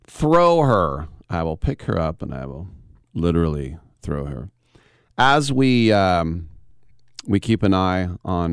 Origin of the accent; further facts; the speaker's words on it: Oakland, California, United States; I'm actually from Oakland